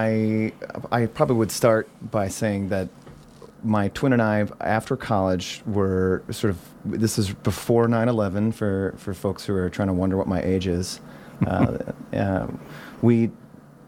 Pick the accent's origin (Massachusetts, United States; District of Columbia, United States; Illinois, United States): Illinois, United States; Chicago; moved away as an adult; also born or lived in Bay Area; now in Nevada County, United States; Growing up in Chicago, I'm from the south side of Chicago